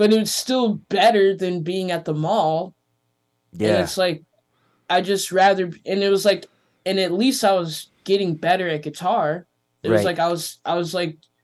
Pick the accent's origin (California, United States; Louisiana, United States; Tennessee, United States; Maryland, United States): California, United States; Los Angeles; moved away; growing up in Venice is like it taught me a lot about business